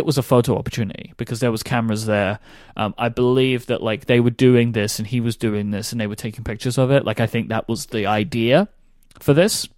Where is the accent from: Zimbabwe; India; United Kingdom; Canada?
United Kingdom; I am too British